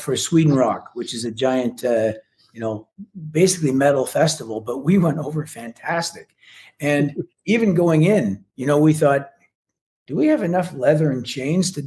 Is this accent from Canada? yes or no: yes; Canada; as a Canadian